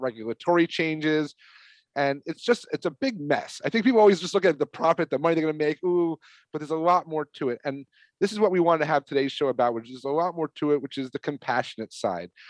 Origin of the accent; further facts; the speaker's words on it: New York, United States; I'm from New York